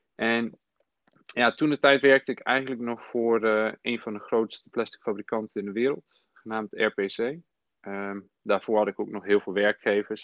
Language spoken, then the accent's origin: Dutch; Nijmegen, Gelderland, Netherlands; also born or lived in former Yugoslavia; Ik kom uit Nijmegen. Mijn oorsprong ligt in voormalig Joegoslavië. Um, en ik ben in 1995 hier in Nederland gekomen toen ik zes was, samen met mijn ouders.